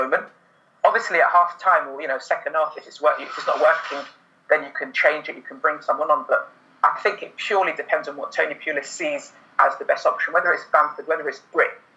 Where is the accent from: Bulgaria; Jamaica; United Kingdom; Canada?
United Kingdom; London; I was born in London, uh, grew up in Wembley